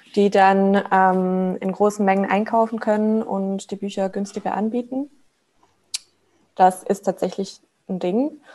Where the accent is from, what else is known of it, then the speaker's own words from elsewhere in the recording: Switzerland; moved away as an adult; also born or lived in Hamburg; now in Berlin, Germany; ich komme ursprünglich aus der Schweiz ähm, habe da auch mit 16 halt meine erste Ausbildung gemacht als Buchhändlerin.